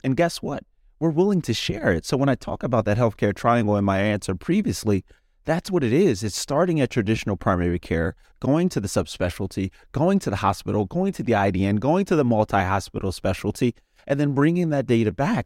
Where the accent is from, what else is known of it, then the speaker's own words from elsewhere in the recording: Philadelphia, Pennsylvania, United States; I'm from Philadelphia, Pennsylvania.